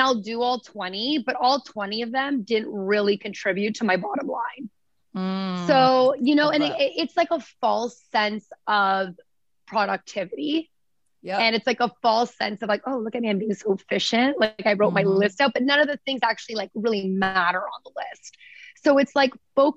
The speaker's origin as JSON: {"language": "English", "area": "small town outside Toronto", "region": "Ontario", "country": "Canada", "tie": "born or raised there", "also_born_or_lived": "Vancouver", "moved": "yes", "lives_now": "New York, United States", "said": "coming from like small town, like outside Toronto"}